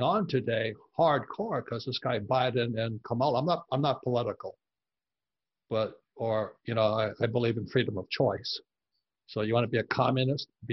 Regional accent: Hawaii, United States; moved away; I grew up in Hawaii, I'm fourth generation Japanese American

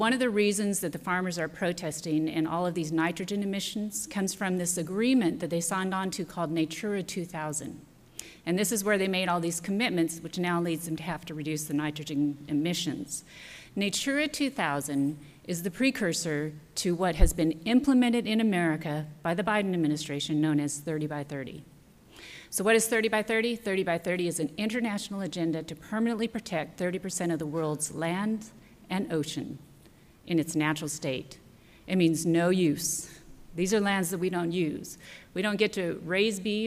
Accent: central Nevada, United States; I was raised on a ranch in central Nevada

